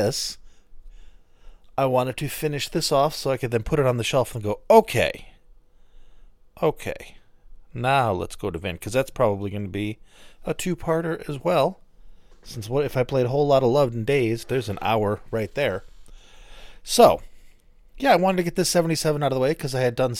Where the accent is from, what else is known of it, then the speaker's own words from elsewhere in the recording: New Hampshire, United States; now in Portland, United States; I grew up in New Hampshire.